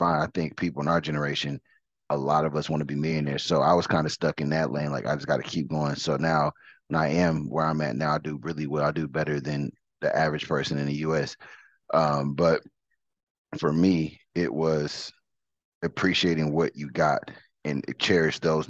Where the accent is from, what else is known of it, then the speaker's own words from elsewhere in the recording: Detroit, Michigan, United States; moved away; also born or lived in Katy, Texas; I'm originally from Detroit, so I got a lot of family members